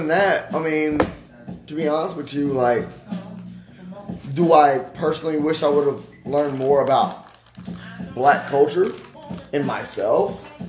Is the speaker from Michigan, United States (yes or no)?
no; Allen, Texas, United States; I personally went to Allen High School in Allen, Texas.